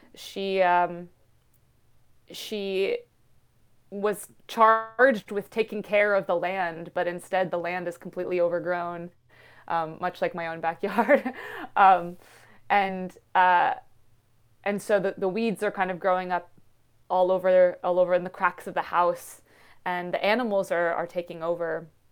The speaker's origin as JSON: {"language": "English", "region": "Western Massachusetts", "country": "United States", "tie": "born or raised there", "said": "I'm half Indian and grew up in, in Western Mass"}